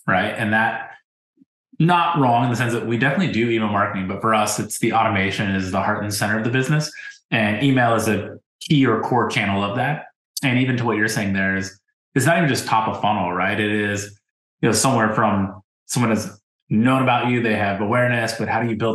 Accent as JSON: {"language": "English", "region": "Ohio", "country": "United States", "tie": "born or raised there", "said": "I grew up in Ohio too"}